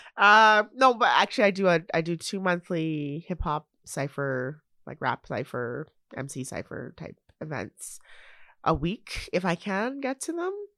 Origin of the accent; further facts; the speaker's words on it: Canada; I'm a Canadian citizen, born here, raised here, living in the place where I was born and raised in this country